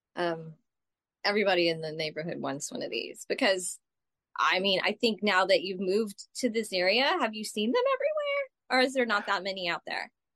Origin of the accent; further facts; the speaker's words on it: Texas, United States; moved away as an adult; now in New York, United States; I grew up in Texas